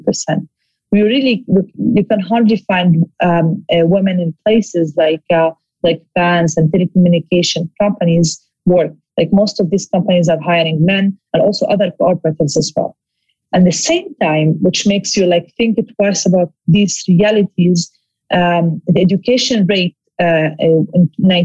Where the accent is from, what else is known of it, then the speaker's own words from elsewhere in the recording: Gaza, Gaza Strip, Palestine; I'm a Palestinian who was born in Gaza. I grew up in Gaza